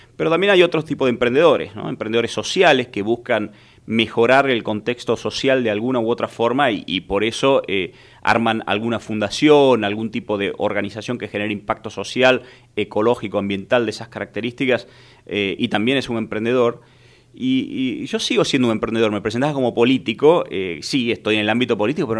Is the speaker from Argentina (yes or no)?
yes; Tucumán, Argentina; soy un, tucumano